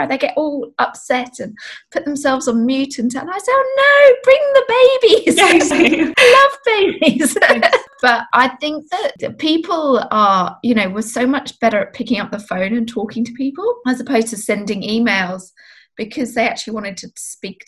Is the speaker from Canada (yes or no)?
no; England, United Kingdom; now in Australia; I grew up in England